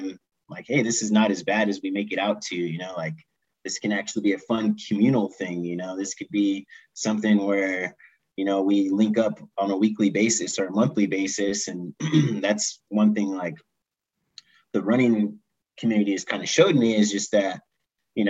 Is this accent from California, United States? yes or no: yes; Ventura, California, United States; now in Colorado, United States; I grew up in Ventura, California